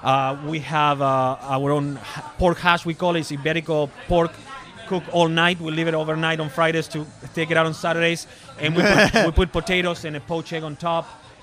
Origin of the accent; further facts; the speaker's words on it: Argentina; moved away as an adult; now in Orlando, United States; Well, I came from Argentina in 2006. So it's gonna be in October. It's gonna be 13 years.